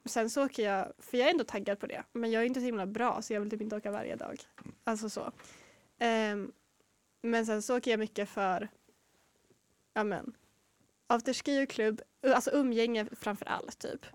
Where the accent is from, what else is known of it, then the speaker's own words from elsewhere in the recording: Norrland, Sweden; jag är ju ändå norrlänning.